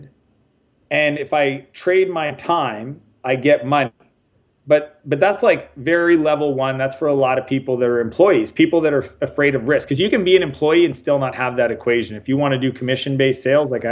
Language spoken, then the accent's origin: English; Canada; moved away as an adult; also born or lived in San Francisco, United States; So I'm Canadian, but I left home when I was 21. Spent a lot of time in the U.S. down in San Francisco